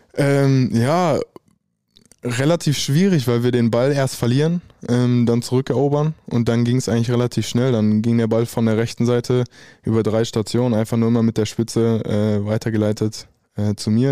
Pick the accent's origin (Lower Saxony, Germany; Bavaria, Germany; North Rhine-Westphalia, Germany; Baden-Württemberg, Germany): North Rhine-Westphalia, Germany; Dortmund; ich komme eigentlich ursprünglich aus Dortmund